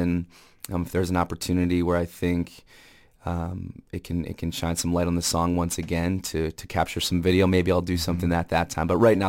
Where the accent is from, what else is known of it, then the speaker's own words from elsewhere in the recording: Winona, Minnesota, United States; moved away; growing up in Minnesota. Mm-hmm. And I've been fortunate enough to live different places in the United States and travel a lot of places and see a lot of great things, but always being pulled back to Minnesota.